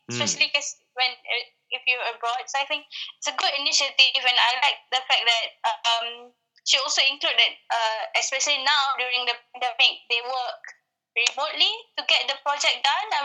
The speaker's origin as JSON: {"language": "English", "country": "Malaysia", "moved": "yes", "lives_now": "Australia", "said": "as a Malaysian that lives in Aussie"}